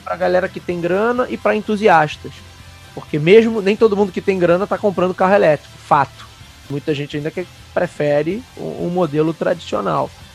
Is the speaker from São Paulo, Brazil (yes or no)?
no; Rio de Janeiro, Brazil; Eu e Renan somos aqui do Rio de Janeiro